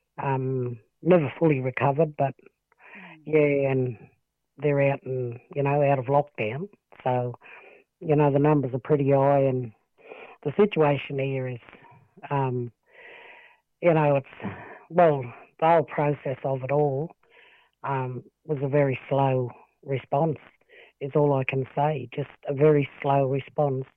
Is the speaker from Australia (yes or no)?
yes; Wilcannia, New South Wales, Australia; born and raised in Wilcannia. I'm a Barkindji descendant. Lived in Wilcannia all my life, grew up here